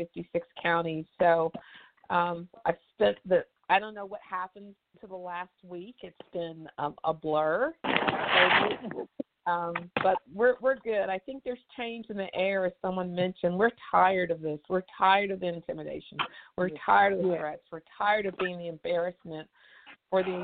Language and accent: English; East Texas, United States; I was born in East Texas